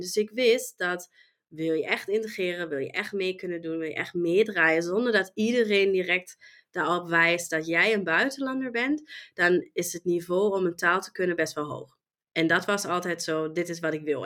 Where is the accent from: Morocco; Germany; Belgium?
Germany; Dutch is a second language; moved away as an adult; now in Netherlands; ik kom oorspronkelijk uit Duitsland. En ehm, ja, heb Nederland als mijn thuisland gekozen en woon hier nu al 17 jaar